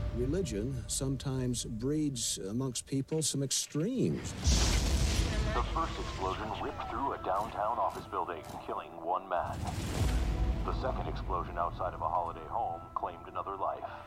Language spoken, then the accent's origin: English; Salt Lake City, Utah, United States; I grew up in Salt Lake City.